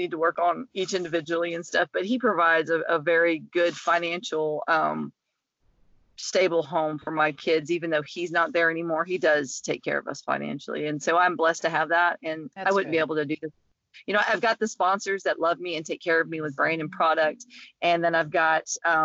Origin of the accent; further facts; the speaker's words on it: Tennessee, United States; moved away; I'm just outside the lake that I grew up on in Tennessee